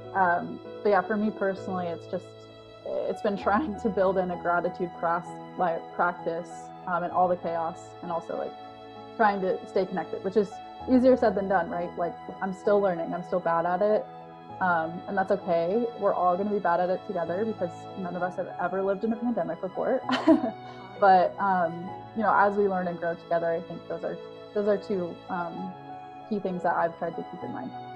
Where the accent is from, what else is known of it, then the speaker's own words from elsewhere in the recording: Colorado, United States; we grew up in Colorado, which is like, it has a lot of mountains.